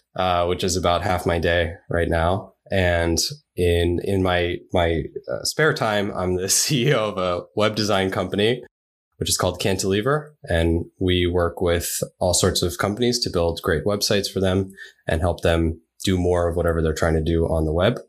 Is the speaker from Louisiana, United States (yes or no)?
no; New York City, New York, United States; also born or lived in Japan; I grew up in New York, so I was in New York City most of my upbringing